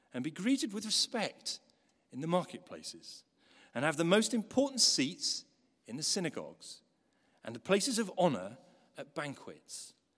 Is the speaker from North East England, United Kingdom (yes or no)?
yes; Newcastle, North East England, United Kingdom; When I was a kid, growing up in Newcastle